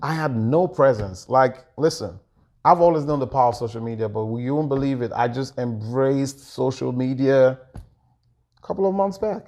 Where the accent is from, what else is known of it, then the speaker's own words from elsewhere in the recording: Lagos, Nigeria; moved away as an adult; now in United States; was born in Lagos. I was raised in Lagos.